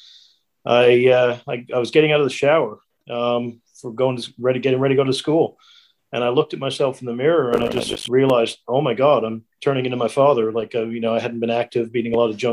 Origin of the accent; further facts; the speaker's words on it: Corner Brook, Newfoundland and Labrador, Canada; also born or lived in Australia; now in New Zealand; I'm from a little town called Cornerbrook, Newfoundland in Canada.